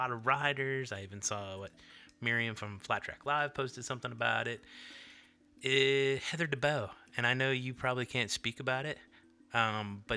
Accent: North Carolina, United States; I'm from the one on the north

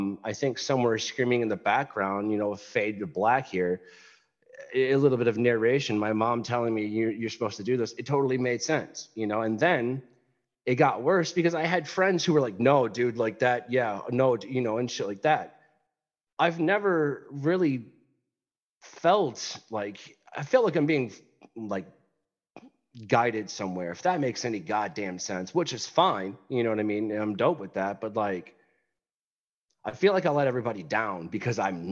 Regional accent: West Tennessee, United States; when I was young, I grew up in West Tennessee

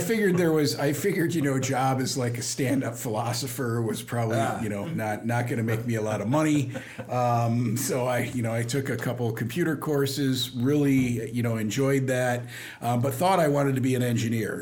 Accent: Dubuque, Iowa, United States; also born or lived in St. Louis, Missouri; I was born in St. Louis, Missouri, not too far from Carlinville here, but actually grew up in Dubuque, Iowa

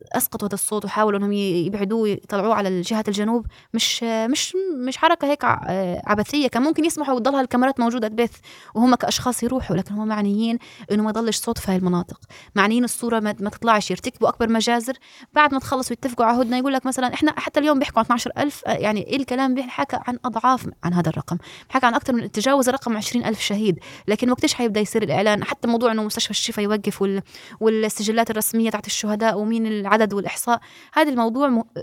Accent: Gaza, Gaza Strip, Palestine; moved away as an adult; now in Turkey; انا ربيت طفل في غزه وربيت طفل خارج غزه

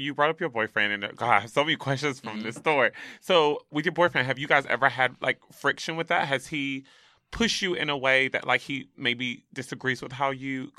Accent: the South, United States; Like, I grew up in the South, actually

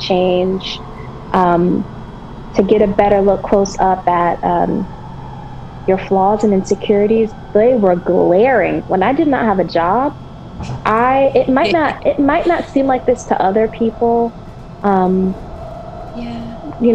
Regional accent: Tuscaloosa, Alabama, United States; moved away as an adult; also born or lived in Rochester, New York; now in Washington, D.C., United States; I am from Tuscaloosa, Alabama. I'm really a transplant from upstate New York, Rochester, New York. Grew up in the South, love the South, love Alabama.

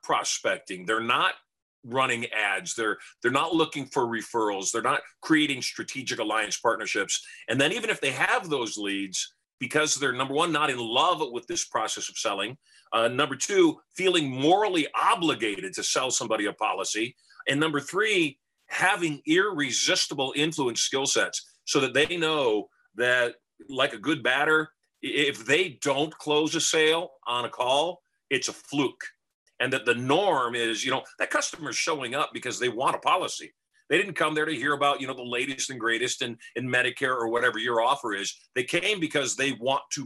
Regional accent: Michigan, United States; now in Las Vegas, United States; we grew up dirt poor in Michigan

